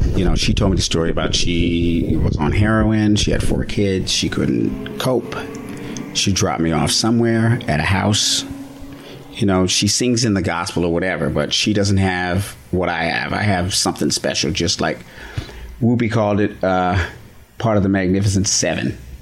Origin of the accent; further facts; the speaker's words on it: United States; also born or lived in Laramie, Wyoming / Fort Collins, Colorado; I grew up in Laramie, Wyoming, Fort Collins, Colorado, on farms, in meadows, near mountains